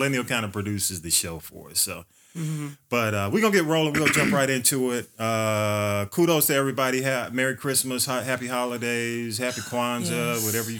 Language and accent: English; Atlanta, Georgia, United States; we grew up like in the Grove Park area of Atlanta, Georgia